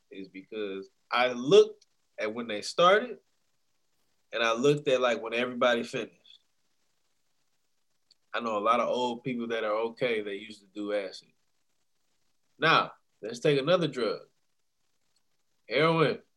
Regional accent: Detroit, Michigan, United States; now in Ohio, United States; y'all know I'm honestly from Detroit

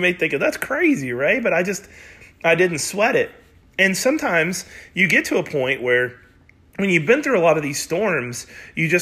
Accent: United States; also born or lived in Oklahoma / Missouri; I was raised in Oklahoma and Missouri

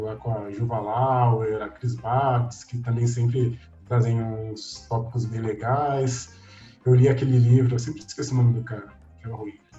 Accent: São Paulo, Brazil; also born or lived in Três Pontas, Minas Gerais; eu nasci em São Paulo, então sou paulista

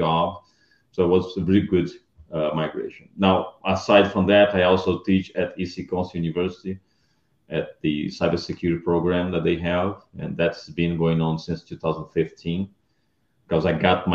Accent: Brazil; moved away as an adult; also born or lived in Round Rock, Texas / Dallas, Texas; now in United States; I'm originally from Brazil. I moved to US in 2003 to work as a vendor at Microsoft

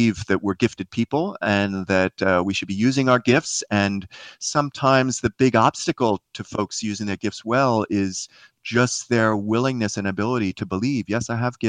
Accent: Queens, New York, United States; The short version of my life is I grew up in Queens near the airports there in New York.

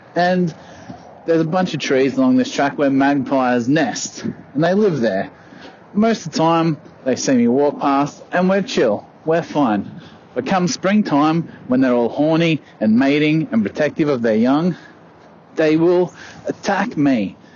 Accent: Australia; I'm Australian. I live in the country of Australia

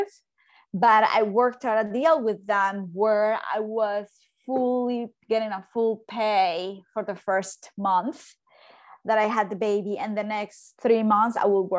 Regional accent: Colombia; moved away as an adult; also born or lived in Baltimore, United States; now in New York, United States; I am from Colombia, if you can hear my accent, but I live in New York.

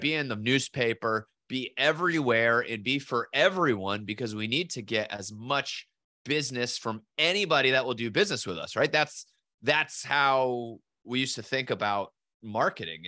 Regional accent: southeastern Connecticut, United States; I was born in Connecticut and southeastern Connecticut

